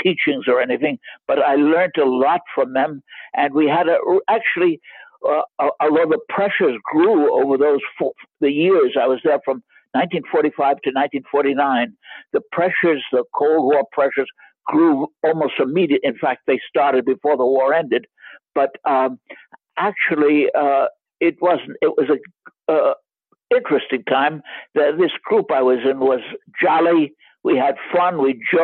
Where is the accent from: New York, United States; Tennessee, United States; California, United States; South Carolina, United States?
New York, United States; New York City; moved away as an adult; also born or lived in Leipzig, Germany; now in Germany; I was born in New York City in 1928, and in a sort of a middle-class family.